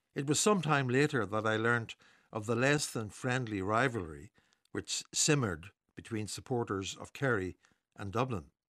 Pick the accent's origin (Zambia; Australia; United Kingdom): United Kingdom; Newry, Northern Ireland; Growing up in Newry in the late fifties